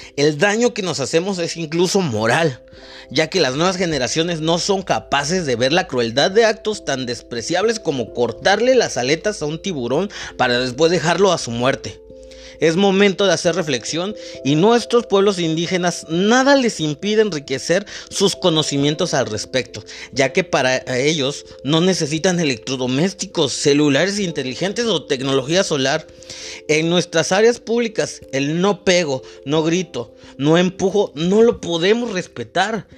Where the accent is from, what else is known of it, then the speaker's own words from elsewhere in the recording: Mexico; somos los mexicanos